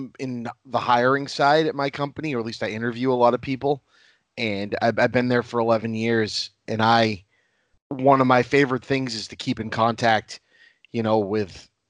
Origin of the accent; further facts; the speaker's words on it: United States; as a American white male.